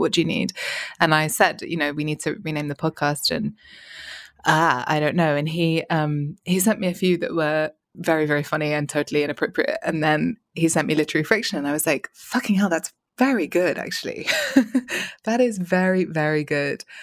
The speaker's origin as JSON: {"language": "English", "region": "England", "country": "United Kingdom", "also_born_or_lived": "Paris", "said": "I'm English"}